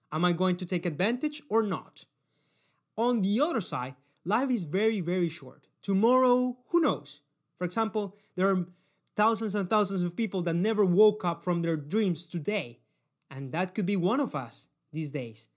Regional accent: Cali, Valle del Cauca, Colombia; I come from Cali City, and no, this is not Medellin

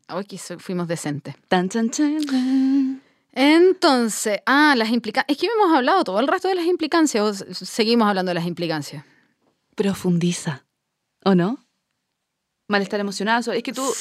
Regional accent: Chile; como chilenos

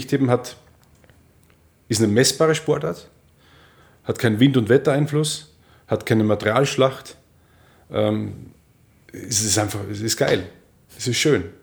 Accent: Austria; ich war allein als Österreicher da unten, man mochte mich nicht unbedingt sonderlich irgendwie

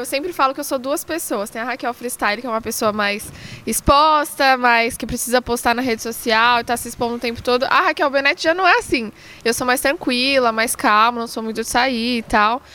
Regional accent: São Paulo, Brazil; numa escolinha que tinha ali na Avenida de Canduva, na zona leste de São Paulo, onde eu cresci

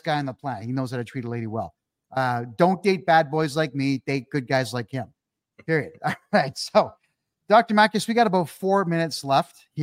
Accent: Mississauga, Ontario, Canada; moved away as an adult; now in Costa Rica; I'm running for mayor of my hometown, Mississauga

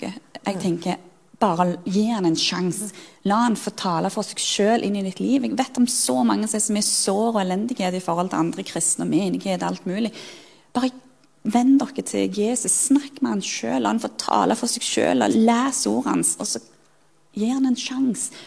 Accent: Sirevåg, Rogaland, Norway; moved away as an adult; Jeg er jo født og oppvokst i Sirevåg på Jæren

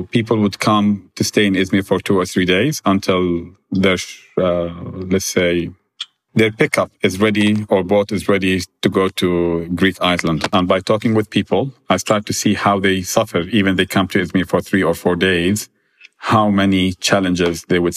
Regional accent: Jordan; Like growing up in Jordan, my grandmother had a lot of uh, humanitarian work

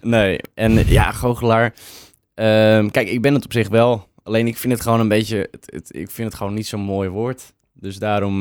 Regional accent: Purmerend, North Holland, Netherlands; ik kom ook uit Purmerend, altijd gewoond.

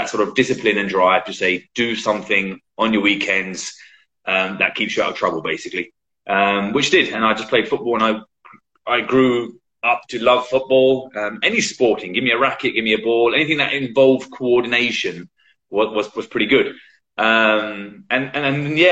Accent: Medway Towns, Kent, South East England, United Kingdom; I'm born and bred in United Kingdom in Kent, the Garden of England, as they used to call it

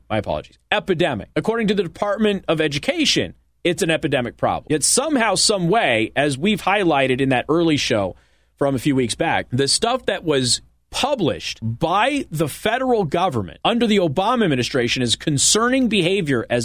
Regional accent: Las Vegas, Nevada, United States; I'm from Vegas. I grew up with a lot of drag queens, a lot of professional shows on the strip, do drag.

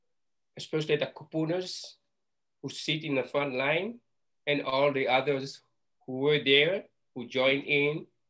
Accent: Hawaii, United States; That's all it is. We're Hawaiian. Will be the Hawaiian Kanakas.

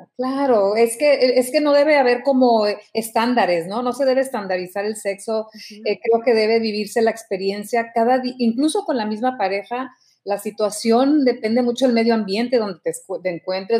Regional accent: Mexico; yo te hablo como mexicana

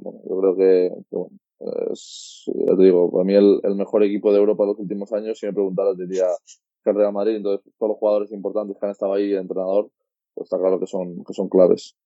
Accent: Andorra; also born or lived in Spain; La verdad es que soy español, pero nací en Andorra

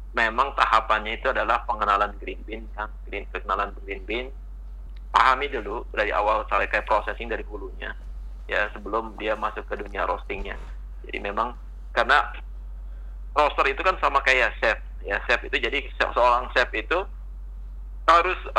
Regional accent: West Java, Indonesia; now in Saudi Arabia; tetap makanan kita orang Sunda, orang Indonesia lebih jauh lebih lebih enak lah, lebih nyaman dibandingin di Saudi lah.

